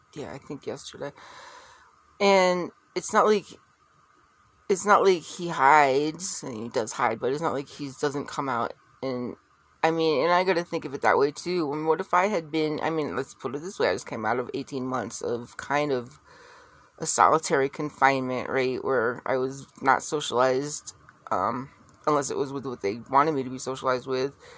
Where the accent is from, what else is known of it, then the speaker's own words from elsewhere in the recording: Connecticut, United States; I grew up in Connecticut